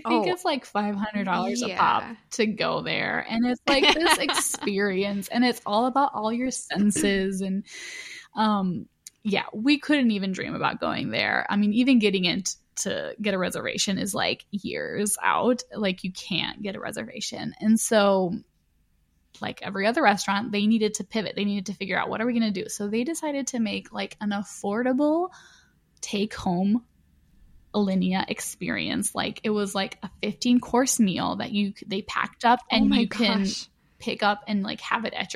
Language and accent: English; Chicago, Illinois, United States; we're from Chicago, or the surrounding cities of Chicago